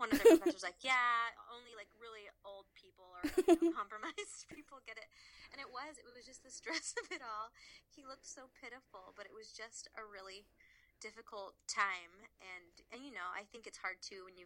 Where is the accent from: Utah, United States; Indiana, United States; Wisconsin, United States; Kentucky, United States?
Kentucky, United States; Louisville; moved away as an adult; also born or lived in Columbus, Ohio; I'm originally from Louisville, Kentucky